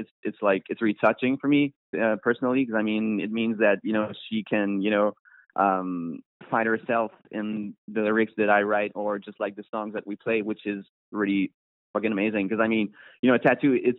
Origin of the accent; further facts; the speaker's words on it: Montreal, Quebec, Canada; we're from Montreal